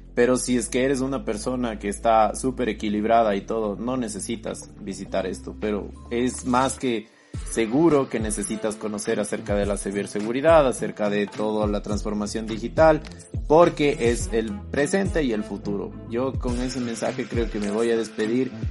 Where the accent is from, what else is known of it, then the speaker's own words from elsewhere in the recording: Ecuador; decimos aquí en Ecuador